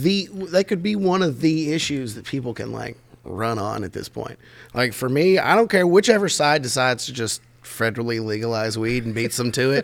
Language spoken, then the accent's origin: English; Berea, Kentucky, United States; growing up in Berea